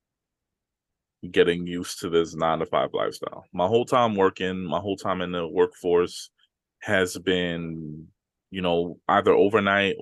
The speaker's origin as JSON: {"language": "English", "country": "Trinidad & Tobago", "said": "I'm Trinidadian"}